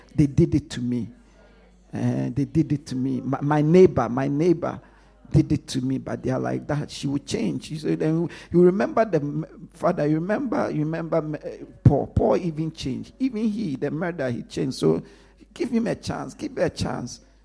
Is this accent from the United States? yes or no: no; Ghana; I grew up in Ghana.